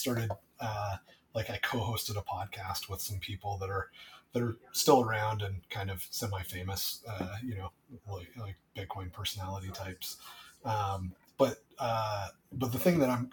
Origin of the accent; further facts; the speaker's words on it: United States; I'm American.